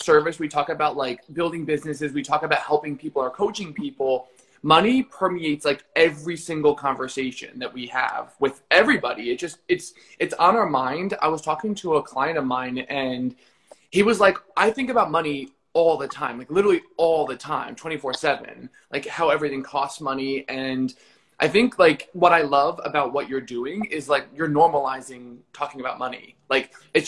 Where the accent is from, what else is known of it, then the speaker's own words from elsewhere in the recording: New Jersey, United States; also born or lived in Los Angeles / Florida; now in Miami, United States; I'm from Jersey, which is, the best state